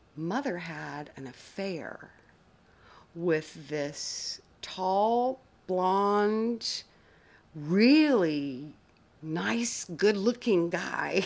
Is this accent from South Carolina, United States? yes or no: no; outside of Atlanta, Georgia, United States; also born or lived in North Carolina; I grew up in the South, interestingly enough, in a small area outside of Atlanta